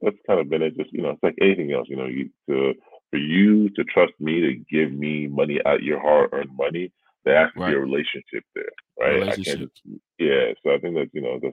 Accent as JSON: {"language": "English", "country": "Canada", "said": "Being a Canadian"}